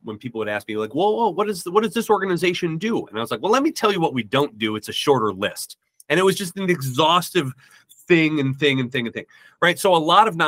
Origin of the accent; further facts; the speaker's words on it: Midwest, United States; I'm from the Midwest